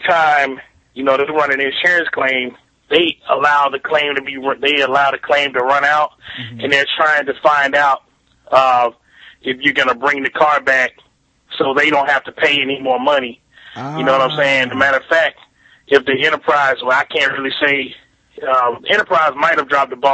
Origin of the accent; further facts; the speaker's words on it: Montgomery, Alabama, United States; I'm from Montgomery, Alabama